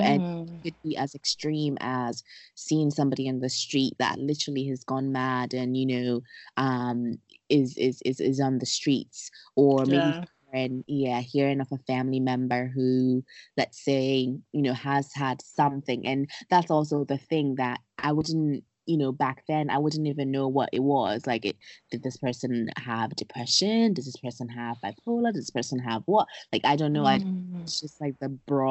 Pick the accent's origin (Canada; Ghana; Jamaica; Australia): Ghana; moved away as an adult; also born or lived in Wilmington, North Carolina, United States; now in London, United Kingdom; I am from Ghana. I grew up in Ghana, went to the U.S. on my undergrad